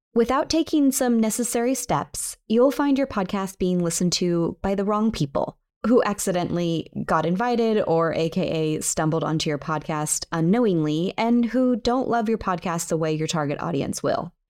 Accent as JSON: {"language": "English", "area": "near San Francisco", "region": "California", "country": "United States", "tie": "born or raised there", "said": "San Francisco, California, close to my hometown"}